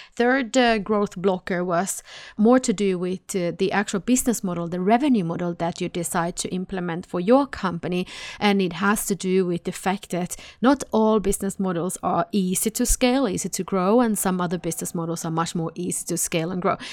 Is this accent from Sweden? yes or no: yes; Sweden; I'm from Sweden, so I say nej